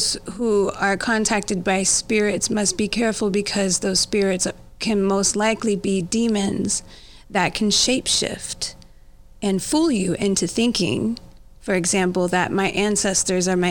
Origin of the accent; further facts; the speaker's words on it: Ottawa, Kansas, United States; also born or lived in Joplin, Missouri; I grew up in a little town called Ottawa, Kansas, for just a little tiny time. Well, it was more like I was in sixth grade whenever we moved to Kansas City. So it was a mixture between Ottawa and Kansas City